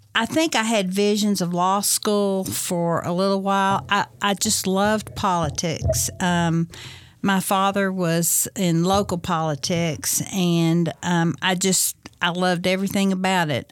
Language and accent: English; Bowling Green, Kentucky, United States; I'm from Bowling Green, graduated from Bowling Green High in nineteen seventy-four